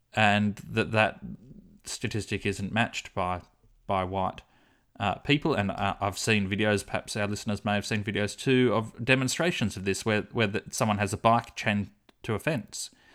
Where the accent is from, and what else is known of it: Australia